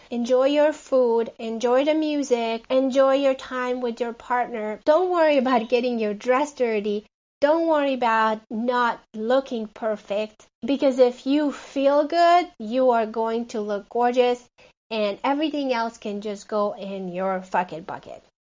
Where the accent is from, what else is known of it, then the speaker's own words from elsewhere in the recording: Hungary; now in Phoenix, United States; I live in Phoenix, Arizona, uh, but I'm originally from Hungary